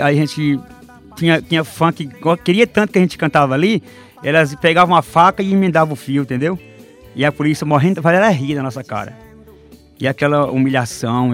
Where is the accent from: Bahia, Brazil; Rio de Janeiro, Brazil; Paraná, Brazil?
Bahia, Brazil; Barro Alto; Sou baiano, natural de uma cidade chamada Barro Alto